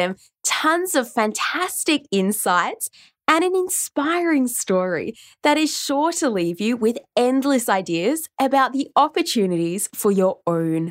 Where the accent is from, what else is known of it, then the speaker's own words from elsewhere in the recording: Oxford, South East England, United Kingdom; moved away; Did you know I grew up in Oxford? I grew up in England.